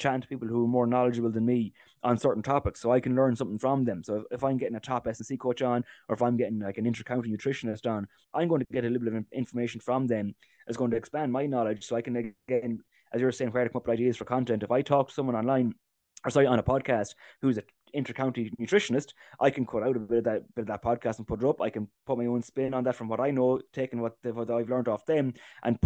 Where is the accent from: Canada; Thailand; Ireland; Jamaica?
Ireland; Ballyfern, County Roscommon; We're from Ballyfern, you know, it's our club together is Ballyfern and Arrigdon and Keju.